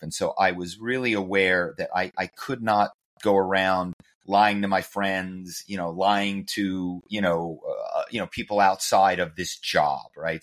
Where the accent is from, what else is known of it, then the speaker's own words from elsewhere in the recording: Philadelphia, Pennsylvania, United States; moved away as an adult; also born or lived in New York; now in Los Angeles, United States; I grew up in Philly